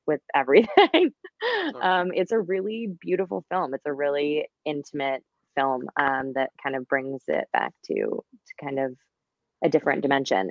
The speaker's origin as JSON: {"language": "English", "region": "Midwest", "country": "United States", "said": "I'm from the Midwest"}